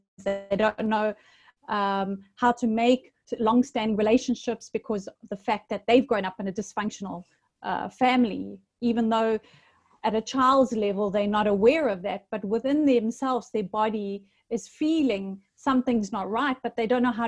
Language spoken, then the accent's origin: English; Durban, KwaZulu-Natal, South Africa; now in Paphos, Cyprus; I was born in South Africa in a town called Durban by the sea, hence living now in Paphos by the sea here in Cyprus